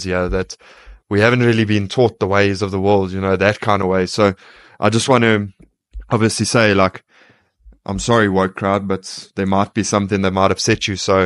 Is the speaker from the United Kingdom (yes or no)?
no; South Africa; we are from South Africa